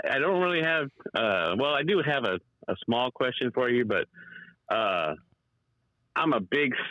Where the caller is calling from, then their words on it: California, United States; It's … out here in California.